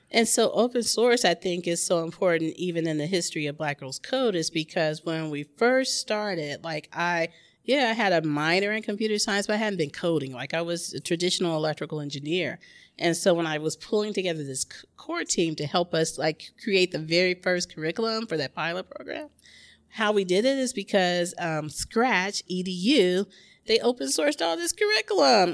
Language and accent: English; Memphis, Tennessee, United States; now in Oakland, United States; my hometown. which is Memphis, Tennessee